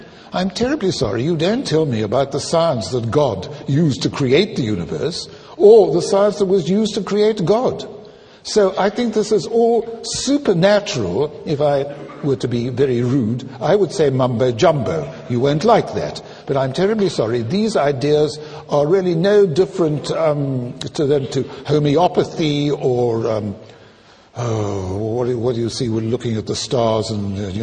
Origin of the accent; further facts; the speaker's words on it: South Africa; I'm South African